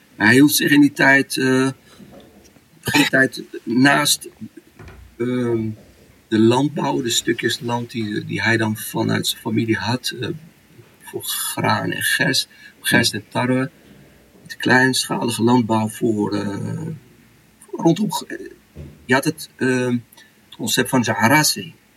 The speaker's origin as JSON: {"language": "Dutch", "country": "Morocco", "tie": "born or raised there", "moved": "yes", "lives_now": "Netherlands", "said": "Ik ben in de mooie Tjara Msouda geboren."}